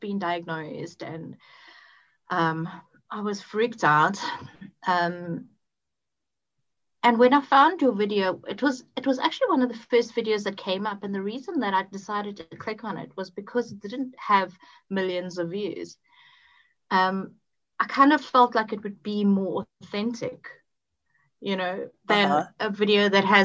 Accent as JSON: {"language": "English", "country": "South Africa", "also_born_or_lived": "Botswana / Cape Town", "said": "I'm from South Africa. I've lived in a couple of places around here. And I was born in a place which was actually a different country at that point, called Botswana. Mm-hmm. And then moved to Cape Town"}